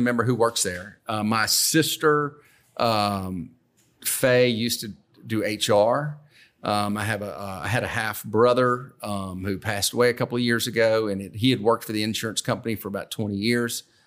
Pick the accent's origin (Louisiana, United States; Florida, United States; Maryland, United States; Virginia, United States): Louisiana, United States; Baton Rouge; born and raised in Baton Rouge.